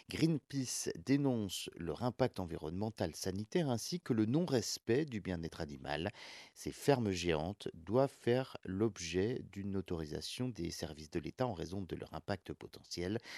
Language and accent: French; France